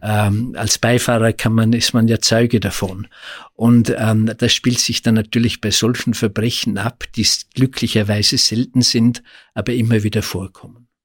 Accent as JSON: {"language": "German", "country": "Austria", "said": "bei uns in Österreich"}